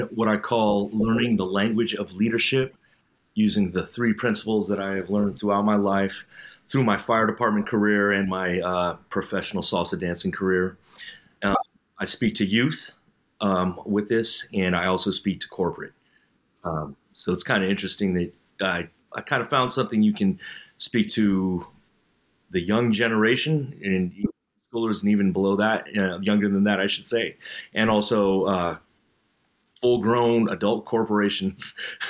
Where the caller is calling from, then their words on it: California, United States; I'm coming in from the Bay Area here in California.